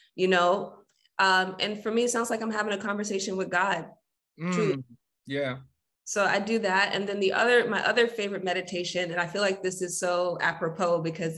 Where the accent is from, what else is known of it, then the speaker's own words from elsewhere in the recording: New York City, New York, United States; Yes, I'm born and raised Jamaica, Queens.